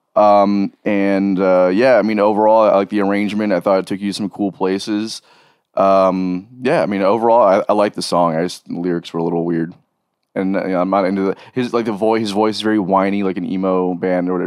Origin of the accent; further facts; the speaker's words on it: South Florida, United States; growing up in South Florida and, and that scene